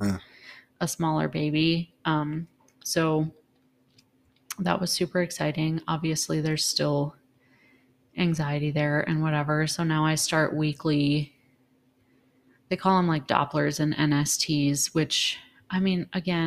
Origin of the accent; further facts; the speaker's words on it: Minnesota, United States; we come from Minnesota, the land of 10,000 coughs over the winter.